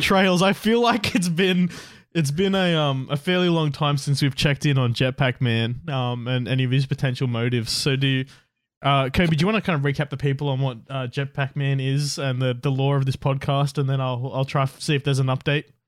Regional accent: Australia; we're Australian

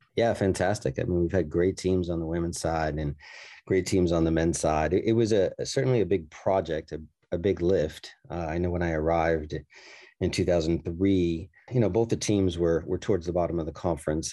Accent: New York City, New York, United States; moved away; I grew up in Brooklyn, New York

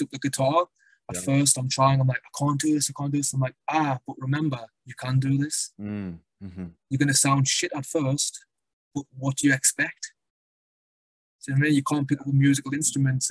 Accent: Sunderland, North East England, United Kingdom; accent: northern; moved away as an adult; also born or lived in London; I come from the northeast of England.

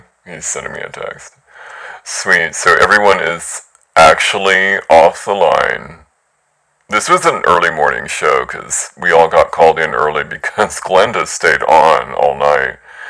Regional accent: New York, United States; now in Los Angeles, United States; I'm from New York originally, and now I live in LA because the climate's better

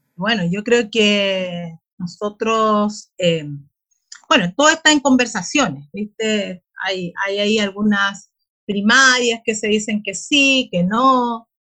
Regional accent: Bulnes, Ñuble, Chile; de mi comuna, yo soy de Bulnes, de una comuna rural también de la región

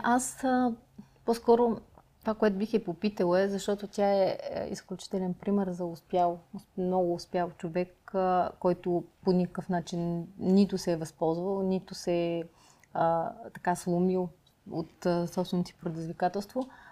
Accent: Pleven, Pleven Province, Bulgaria; now in Sofia, Bulgaria; аз съм родом от Плевен

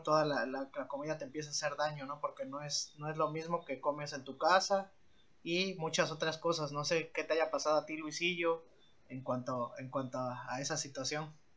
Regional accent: Orizaba, Veracruz, Mexico; igualmente nací en Orizaba

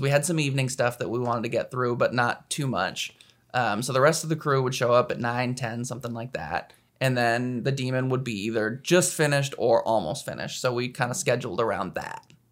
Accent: Anchorage, Alaska, United States; moved away; I'm from Anchorage, Alaska, which is not as exciting as it sounds

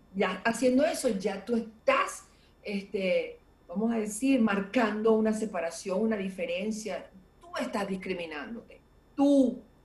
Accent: Venezuela; como venezolano o como latinoamericano

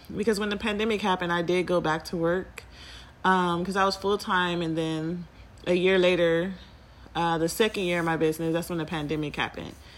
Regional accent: California, United States; moved away as an adult; also born or lived in Nevada; moving from Nevada to my hometown of California

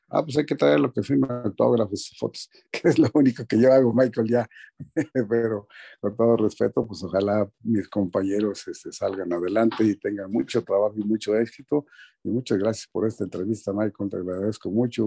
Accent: San Luis Potosí, Mexico; moved away as an adult; also born or lived in Mexico City; ahí en mi pueblo, donde soy yo, San Luis Potosí, este, a dos cuadras de donde yo vivía, la casa de mis padres

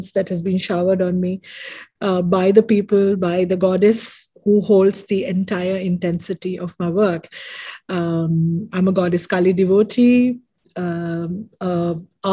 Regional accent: Mumbai, Maharashtra, India; moved away as an adult; now in Dubai, United Arab Emirates; I am born and brought up in India, Mumbai, and right now currently living in Dubai, based in Dubai

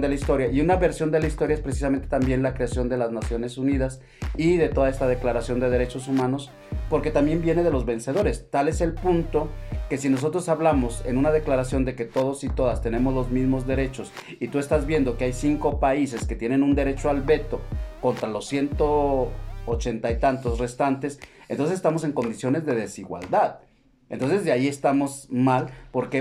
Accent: Mexico

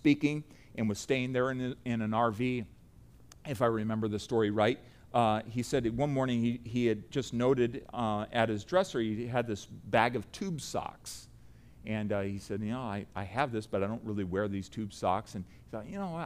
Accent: United States; I say that as an American

